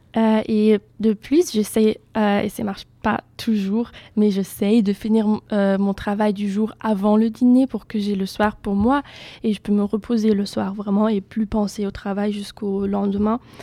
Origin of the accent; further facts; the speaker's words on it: Germany; French is a second language; moved away as an adult; now in Bordeaux, France; je viens d'Allemagne